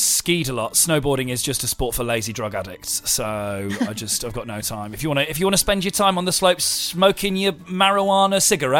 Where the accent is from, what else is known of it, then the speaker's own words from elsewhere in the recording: Grove, South East England, United Kingdom; my local Formula One team that are based in my hometown, Williams.